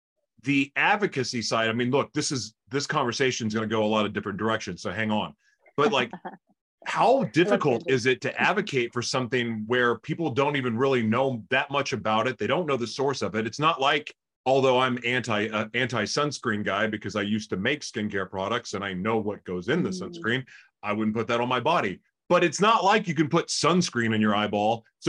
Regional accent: California, United States; I came from California.

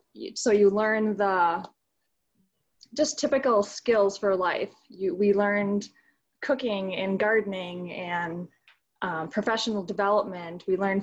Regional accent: Peshtigo, Wisconsin, United States; We grew up in Peshtigo, which is really close to the UP, just kind of on the other side of the border. We grew up out in the country. We had a pretty simple homestead living type of childhood.

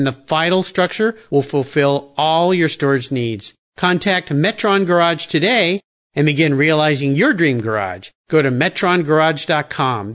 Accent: Southern California, United States; I was a surfer growing up in Southern California

